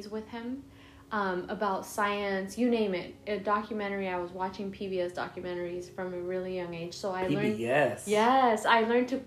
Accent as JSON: {"language": "English", "town": "Los Angeles", "region": "California", "country": "United States", "tie": "born or raised there", "said": "I was born in East LA, raised in South Central, so I'm hood"}